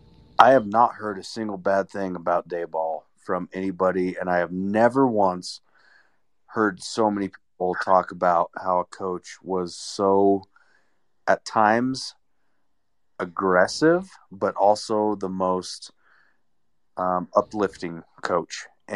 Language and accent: English; Wyoming, United States; Like I said, I'm from Wyoming. I grew up as a Denver Broncos fan.